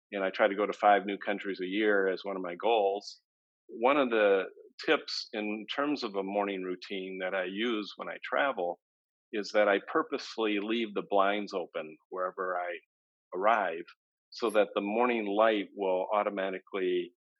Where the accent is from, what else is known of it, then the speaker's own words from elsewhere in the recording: Michigan, United States; since I was a young boy growing up in Michigan